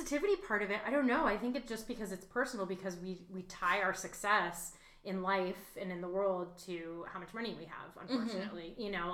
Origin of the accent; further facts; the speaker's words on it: Bay Area, California, United States; I grew up in the Bay Area